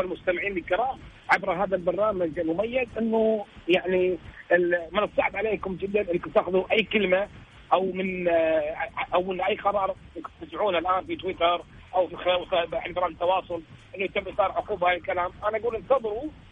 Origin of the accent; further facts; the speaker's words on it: Kuwait; احنا احنا ككويتيين